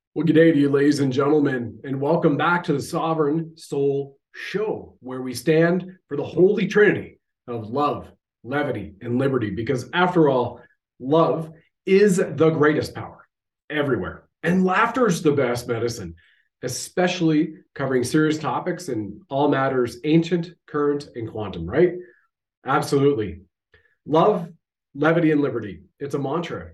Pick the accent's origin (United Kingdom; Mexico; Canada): Canada; I have served my country at the federal level, as a Canadian infantry soldier